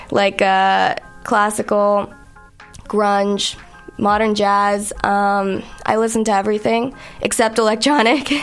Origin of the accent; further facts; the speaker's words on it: New York, United States; moved away as an adult; now in Montreal, Canada; I'm from New York